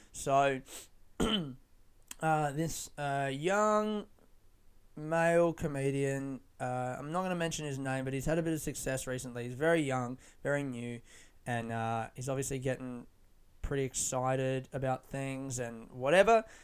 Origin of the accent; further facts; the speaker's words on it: Adelaide, South Australia, Australia; now in Melbourne, Australia; I grew up in Adelaide